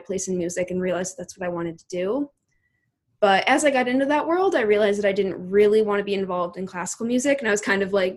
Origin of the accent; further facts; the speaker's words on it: Chicago, Illinois, United States; moved away as an adult; now in Minneapolis, United States; originally Chicago and now Minneapolis